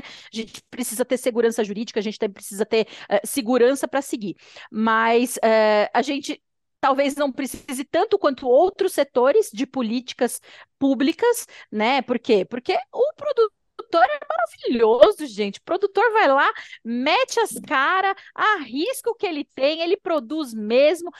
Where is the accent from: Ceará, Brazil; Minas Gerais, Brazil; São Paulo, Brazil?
São Paulo, Brazil; moved away as an adult; also born or lived in London, United Kingdom; eu sou paulistana